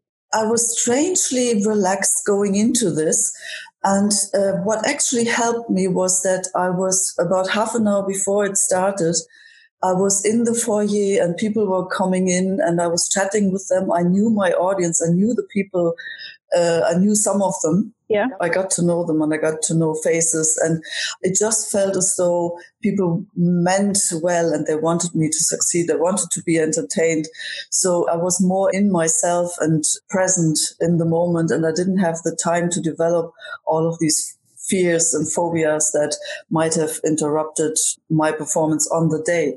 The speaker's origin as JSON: {"language": "English", "country": "Germany", "tie": "born or raised there", "moved": "yes", "lives_now": "Ireland", "said": "Growing up in Germany"}